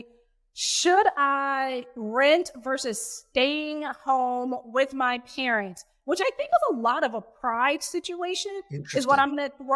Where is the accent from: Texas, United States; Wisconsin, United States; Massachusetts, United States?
Texas, United States; Houston; moved away as an adult; also born or lived in New York City / London / Syracuse; I'm from Houston, born and raised